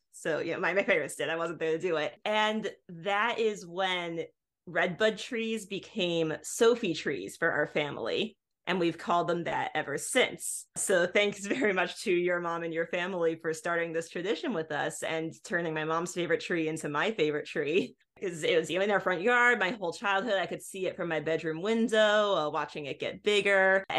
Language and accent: English; Illinois, United States; I come from Illinois originally.